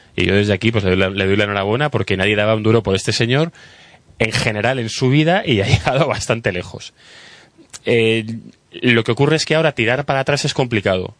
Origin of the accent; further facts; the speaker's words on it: Spain; como español